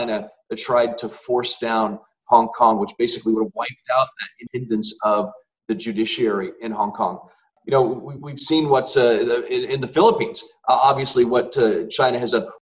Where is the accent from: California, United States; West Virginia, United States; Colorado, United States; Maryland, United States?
Colorado, United States; In my home state of Colorado, that's created thousands and thousands of jobs